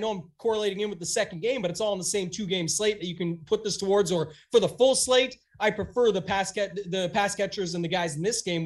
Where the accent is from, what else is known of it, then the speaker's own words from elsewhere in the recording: Canada; myself being Canadian